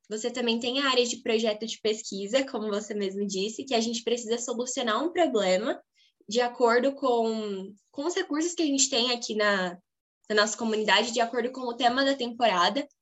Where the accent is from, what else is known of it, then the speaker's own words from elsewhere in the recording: Birigui, São Paulo, Brazil; sou de Birigui, do interior do estado de São Paulo